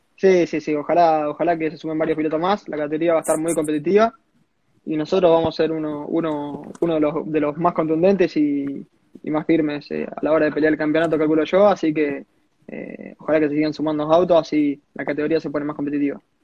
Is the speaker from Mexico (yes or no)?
no; small town near Rosario, Santa Fe, Argentina; yo soy un pueblito llamado Cebal, estoy a 40 kilómetros de Rosario